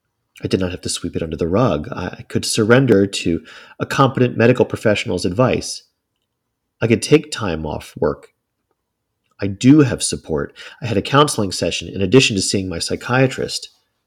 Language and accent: English; Tennessee, United States; I'm from Tennessee. It's not the most progressive state in the union.